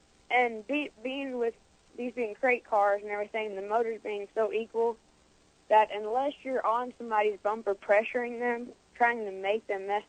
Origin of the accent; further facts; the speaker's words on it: Brentwood, Tennessee, United States; Brentwood, Tennessee.